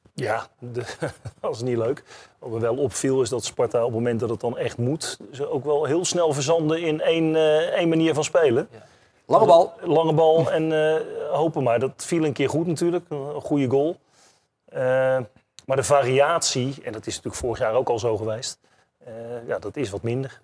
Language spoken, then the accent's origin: Dutch; Netherlands; als Nederlanders